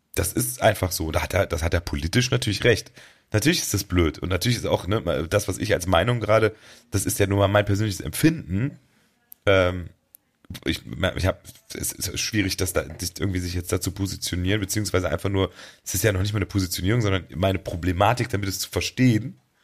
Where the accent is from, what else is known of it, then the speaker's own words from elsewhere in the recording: Germany; bei uns in Deutschland